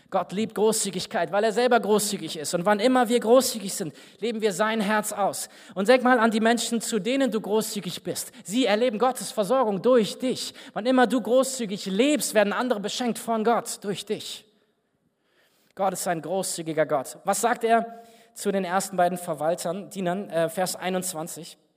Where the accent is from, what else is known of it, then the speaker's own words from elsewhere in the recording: Berlin, Germany; Ich bin nach Berlin gefahren, wo ich herkomme, und saß dann beim Kaffeetrinken mit einem Mann aus der Gemeinde zusammen, aus der ich komme